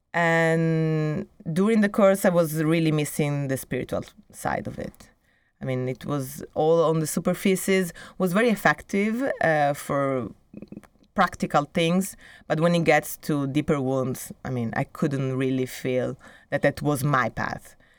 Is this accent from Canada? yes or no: no; Italy; moved away as an adult; also born or lived in Milan, Italy / Brazil; now in Barcelona, Spain; when I was living in, in Italy, in my hometown, or even in, in Milan